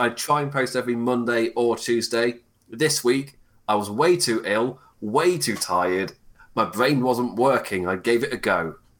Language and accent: English; England, United Kingdom; I go live at 1 a.m. my time because I'm English.